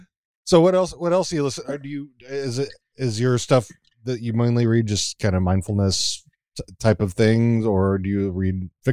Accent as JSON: {"language": "English", "region": "Texas", "country": "United States", "accent": "drawl", "moved": "yes", "said": "I'm from originally from Texas, so when I start talking to my Texas friends, I'm back to talking like this, and. And my drawl comes out a little"}